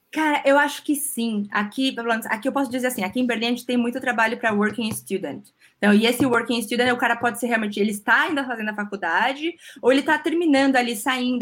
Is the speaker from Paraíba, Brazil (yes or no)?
no; São Vicente, São Paulo, Brazil; moved away as an adult; also born or lived in Spain; now in Germany; eu falo que é a cidade do interior na praia, que eu sou de São Vicente.